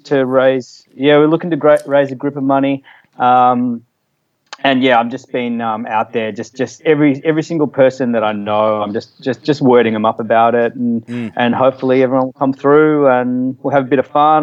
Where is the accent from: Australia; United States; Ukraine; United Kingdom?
Australia; Frankston, Victoria; also born or lived in Caulfield; I grew up in Frankston